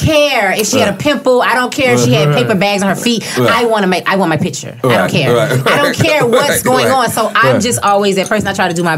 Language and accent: English; Miami, Florida, United States; I'm from Liberty City